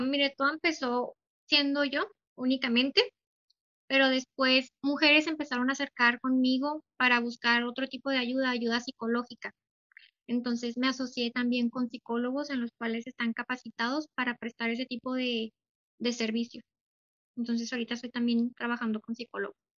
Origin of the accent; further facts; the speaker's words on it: Delicias, Chihuahua, Mexico; yo soy de Ciudad Delicias